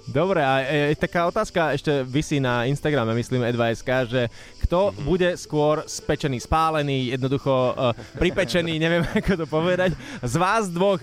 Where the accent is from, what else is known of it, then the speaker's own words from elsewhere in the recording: Viničné, Bratislava Region, Slovakia; Z Viničného pri Pezinku.